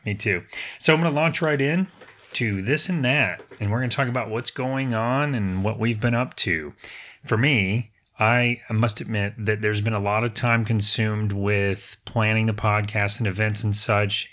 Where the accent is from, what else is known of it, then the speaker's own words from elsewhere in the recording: Apopka, Florida, United States; Apopka is my hometown